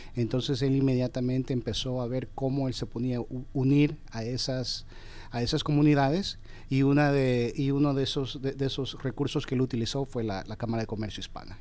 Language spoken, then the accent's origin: Spanish; Houston, Texas, United States; moved away as an adult; also born or lived in Georgia; now in Atlanta, United States; yo me crié en Houston, Texas